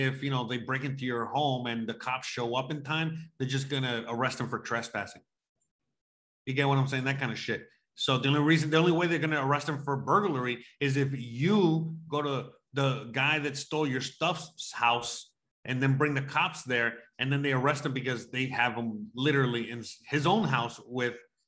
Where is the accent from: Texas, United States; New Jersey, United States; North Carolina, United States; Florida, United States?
Florida, United States; now in Mexico; I tell people I'm from Florida